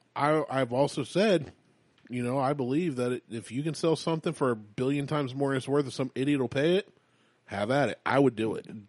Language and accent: English; United States; we're American